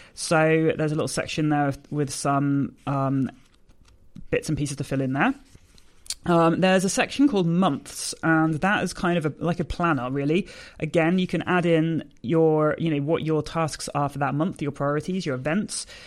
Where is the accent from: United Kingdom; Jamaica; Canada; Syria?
United Kingdom; I'm a British force-free gun dog trainer.